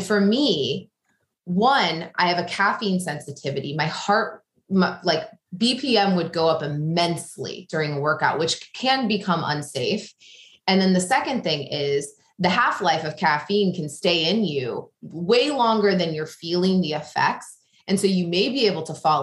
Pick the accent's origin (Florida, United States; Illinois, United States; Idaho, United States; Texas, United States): Illinois, United States; small town in; moved away as an adult; now in New York, United States; I'm from the Midwest. I grew up small town in Illinois